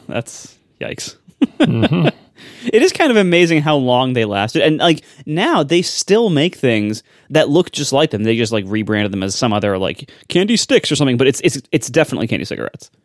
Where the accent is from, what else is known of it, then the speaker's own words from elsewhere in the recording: Ohio, United States; I'm from Ohio